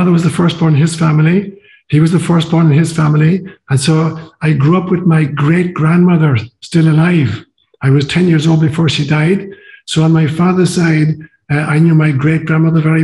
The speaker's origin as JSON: {"language": "English", "country": "Ireland", "tie": "born or raised there", "also_born_or_lived": "Kenya", "moved": "as an adult", "said": "I'd been raised kind of bilingually, Gaelic and English, and all of my education in high school was through Gaelic."}